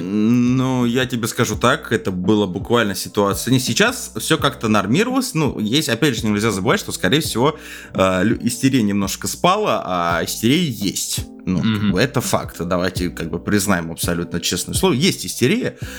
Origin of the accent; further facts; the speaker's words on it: Moscow, Russia; я в москвич